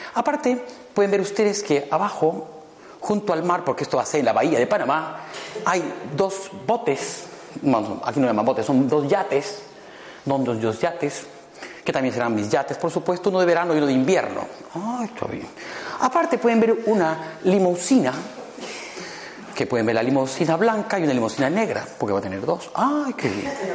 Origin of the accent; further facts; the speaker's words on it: Cusco, Peru; also born or lived in Madrid, Spain; now in Lima, Peru; Yo soy peruano, cusqueño